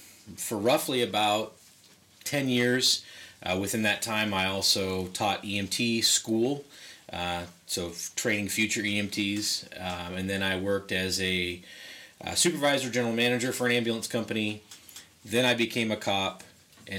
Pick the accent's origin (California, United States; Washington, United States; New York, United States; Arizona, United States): California, United States; Lancaster; also born or lived in Panorama City, California; now in Acton, United States; I was actually born in Panorama City, but I was raised in Lancaster and practically lived in Lancaster till I was 33, and now I'm here in Acton.